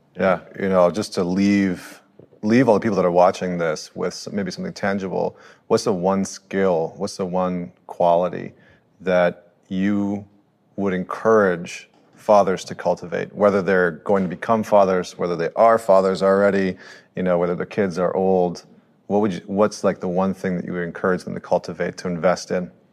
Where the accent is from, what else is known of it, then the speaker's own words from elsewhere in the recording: Canada; I'm a Canadian